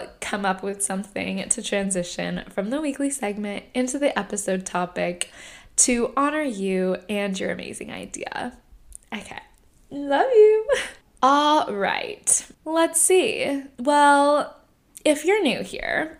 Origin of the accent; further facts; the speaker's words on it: Irvine, California, United States; also born or lived in Fountain Valley, California; So I grew up, I was born in Fountain Valley, California. And I grew up in Irvine. I moved to Irvine when I was 6 years old.